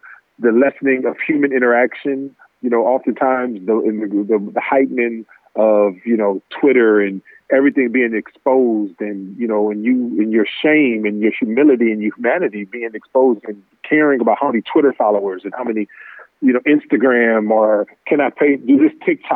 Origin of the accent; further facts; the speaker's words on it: Los Angeles, California, United States; I'm born in LA. You know, I grew up in the Magic era